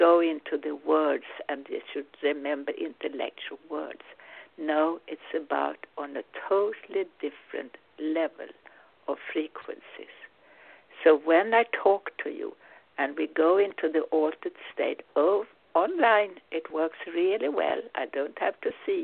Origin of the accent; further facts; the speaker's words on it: Sweden; English is a second language; now in United States; I'm originally Swedish. I'm now American. Of course, as Swede, you never lose your roots